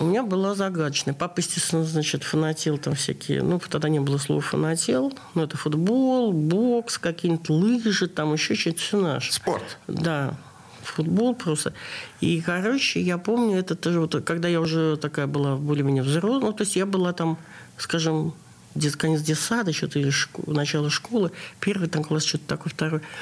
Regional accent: Saint Petersburg, Russia; Я родилась в Ленинграде

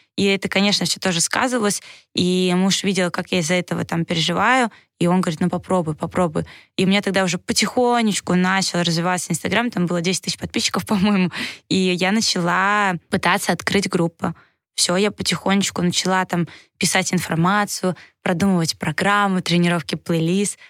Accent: Saint Petersburg, Russia; also born or lived in Moscow / Novogorsk; я сама из Санкт-Петербурга

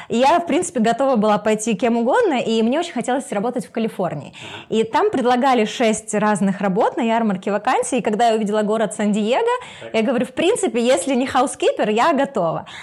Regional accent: Kharkiv, Kharkiv Oblast, Ukraine; Да, я ну, из Харькова.

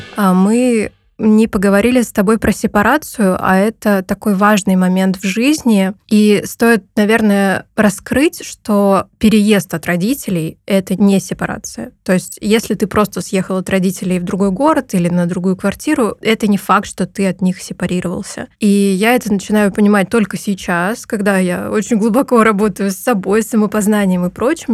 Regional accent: Perm, Perm Krai, Russia; moved away as an adult; now in Tbilisi, Georgia; Я родилась в Перми

